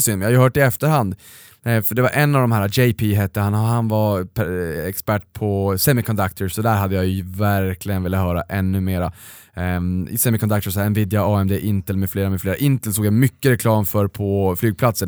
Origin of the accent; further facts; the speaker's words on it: Boden, Norrbotten County, Sweden; jag kommer ju faktiskt från Boden